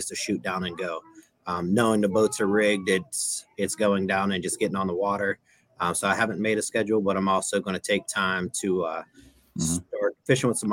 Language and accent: English; Whitsett, Pennsylvania, United States; born or raised there